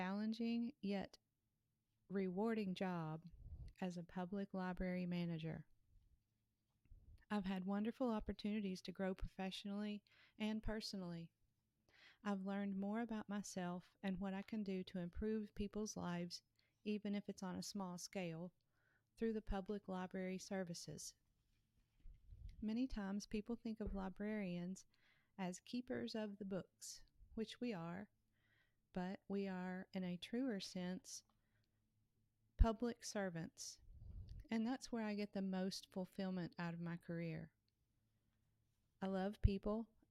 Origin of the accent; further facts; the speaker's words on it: Kentucky, United States; Kentucky, my home state.